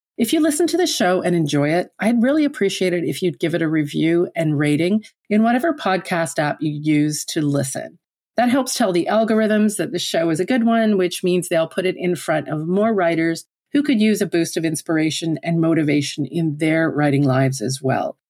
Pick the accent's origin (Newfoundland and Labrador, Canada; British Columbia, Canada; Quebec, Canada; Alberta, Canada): Newfoundland and Labrador, Canada; moved away as an adult; now in Ottawa, Canada; Although I've lived in Ottawa for thirty years now, I'm originally from Newfoundland on the east coast of Canada